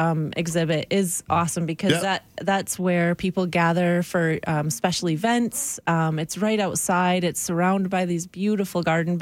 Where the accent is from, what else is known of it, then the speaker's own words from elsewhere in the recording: Northern Michigan, United States; now in Canada; I grew up in Northern Michigan